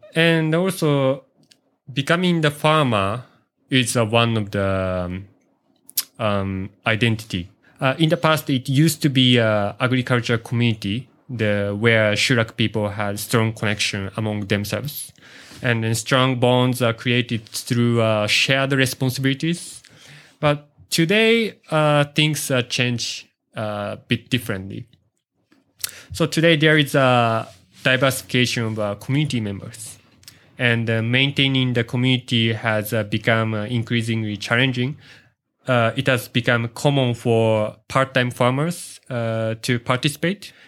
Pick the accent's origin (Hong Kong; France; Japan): Japan; Yuzawa, Niigata; now in Matsunoyama, Japan; I'm from, uh, Ichikoyuzawa, uh, the next city